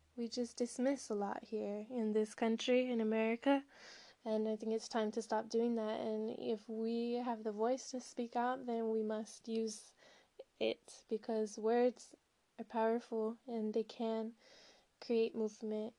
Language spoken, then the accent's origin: English; Southern California, United States; also born or lived in Colorado / Humboldt County, California / Jalisco / Jamaica; I'm from Southern California. I grew up in California and Colorado